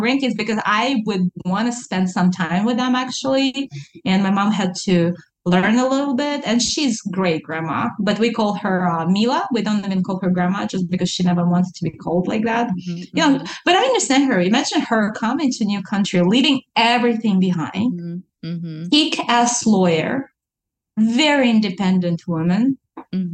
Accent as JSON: {"language": "English", "region": "Alaska", "country": "United States", "tie": "born or raised there", "also_born_or_lived": "Russia", "said": "I lived in Alaska longer than I lived in Russia. I was born in Russia, but I'm Alaskan."}